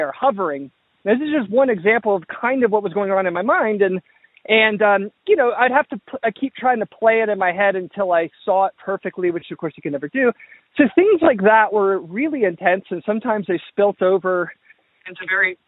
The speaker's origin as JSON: {"language": "English", "region": "Georgia", "country": "United States", "tie": "born or raised there", "said": "I grew up in the South, in the Southeast, in Georgia."}